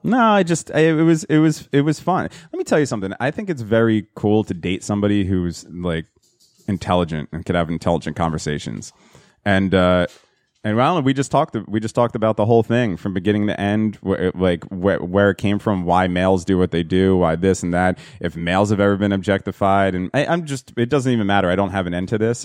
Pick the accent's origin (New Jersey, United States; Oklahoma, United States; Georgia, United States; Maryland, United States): New Jersey, United States; Hazlet; it was a place in Hazlet, New Jersey where we grew up